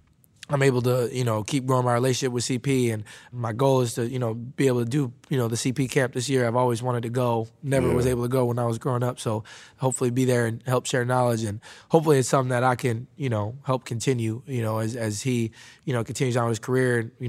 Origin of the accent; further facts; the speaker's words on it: Midwest, United States; Now, I grew up living in the Midwest